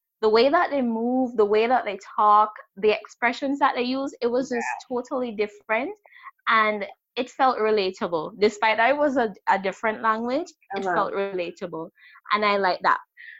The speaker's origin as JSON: {"language": "English", "country": "Jamaica", "also_born_or_lived": "Valledupar, Colombia", "moved": "as an adult", "lives_now": "Spain", "said": "I'm from Jamaica. I lived in Valledupar, Colombia, and I was there for 2 years. Initially, I was supposed to be there for one, but I ended up spending 2 years"}